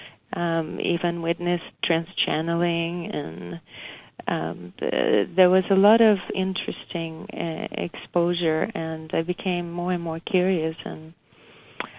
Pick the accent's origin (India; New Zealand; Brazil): Brazil; moved away as an adult; I was born in Brazil. And came here in my young adult life.